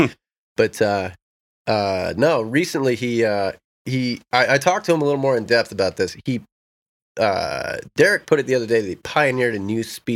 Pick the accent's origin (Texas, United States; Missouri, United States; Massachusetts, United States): Missouri, United States; also born or lived in Northern Illinois; I come from Missouri.